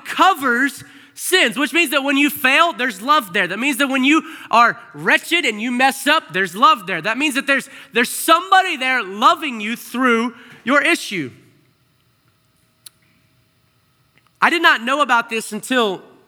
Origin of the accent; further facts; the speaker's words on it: Arkansas, United States; I grew up in Arkansas